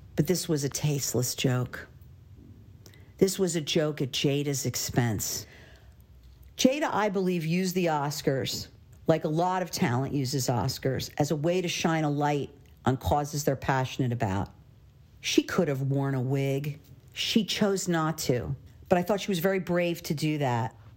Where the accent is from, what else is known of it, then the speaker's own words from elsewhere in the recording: Philadelphia, Pennsylvania, United States; my hometown of Philadelphia